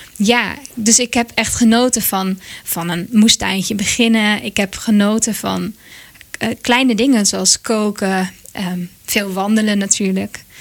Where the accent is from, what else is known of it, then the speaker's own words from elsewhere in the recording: Monnikendam, North Holland, Netherlands; dorpje waar ik vandaan kom, Monnikendam